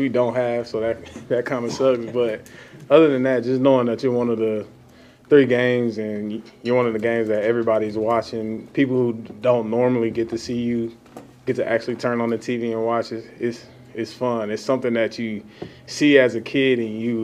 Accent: Texas, United States; moved away; I'm from Texas

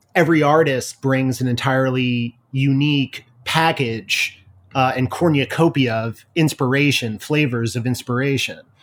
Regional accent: Ridge, New York, United States; I grew up in Ridge, which is probably, like, an hour west of you right now.

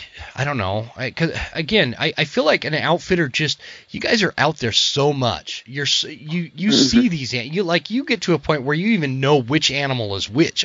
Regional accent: Utah, United States; moved away; also born or lived in Coeur d'Alene, Idaho; I grew up in Utah

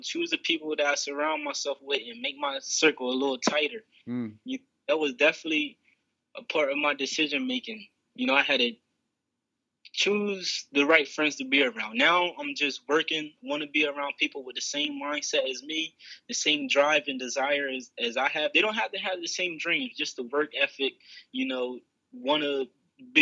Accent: Bridgeville, Delaware, United States; also born or lived in Slaughter Neck, Delaware; I'm actually from Coverdale Crossroads down in Bridgeville, Delaware. That's where my family is from, in Slaughter Neck

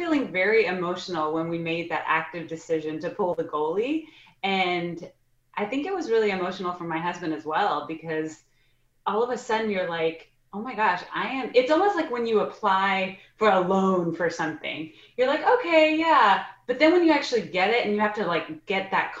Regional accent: Texas, United States; I'm from Texas

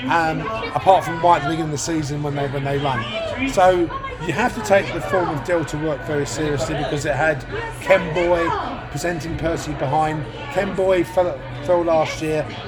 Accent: Ireland; well, I'm Irish

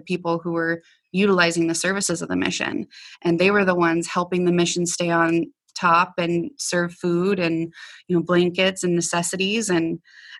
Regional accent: Nebraska, United States; moved away as an adult; also born or lived in Colorado; I stopped back in my hometown of Nebraska

